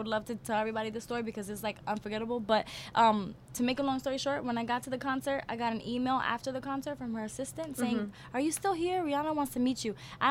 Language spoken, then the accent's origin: English; New York City, New York, United States; But I'm from Brooklyn